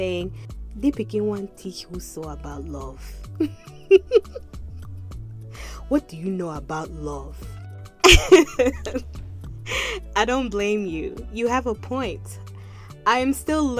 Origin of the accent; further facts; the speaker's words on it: Maryland, United States; I grew up in Maryland, which is like the Cameroon of the United States